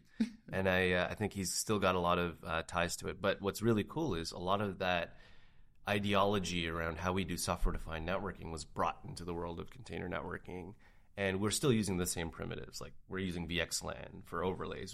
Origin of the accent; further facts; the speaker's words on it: Canada; as a Canadian, we don't get this kind of action up in Canada.